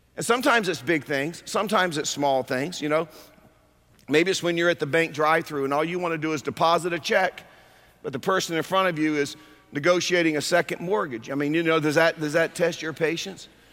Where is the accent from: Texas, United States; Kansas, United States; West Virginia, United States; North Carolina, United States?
North Carolina, United States; moved away; also born or lived in California; I grew up in North Carolina